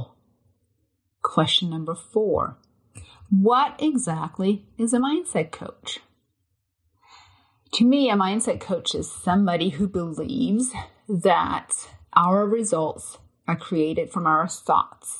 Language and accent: English; Denmark; now in United States; I'm a transplant from Denmark, but I've lived in the US for over 20 years now.